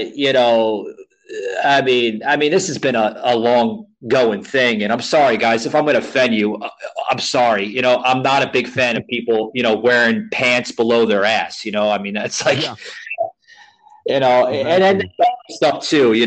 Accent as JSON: {"language": "English", "town": "New York City", "region": "New York", "country": "United States", "tie": "born or raised there", "also_born_or_lived": "Central Florida", "moved": "yes", "lives_now": "Florida, United States", "said": "I grew up on the Lower East Side of Manhattan. I reside now in Florida, Central Florida"}